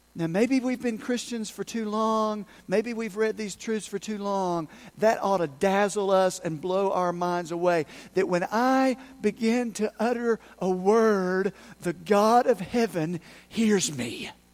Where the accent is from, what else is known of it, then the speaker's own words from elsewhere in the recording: Unicoi County, Tennessee, United States; I'm from Unicoi County. I lived over in Unicoi County